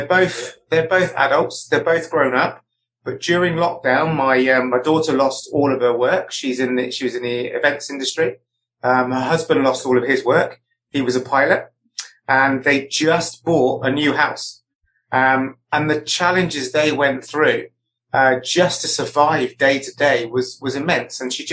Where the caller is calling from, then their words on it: Chippenham, South West England, United Kingdom; I am in the West Country in Wiltshire in a little town called Chippenham.